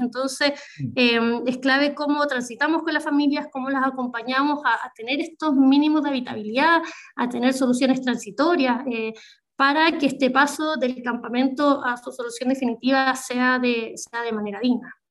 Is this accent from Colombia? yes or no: no; Chile; also born or lived in Biobío; somos un país muy, muy largo